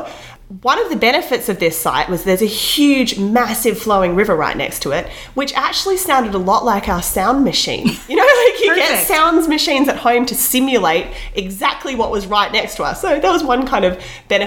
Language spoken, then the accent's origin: English; Australia; now in British Columbia, Canada; as a kid myself, I grew up in Australia camping a lot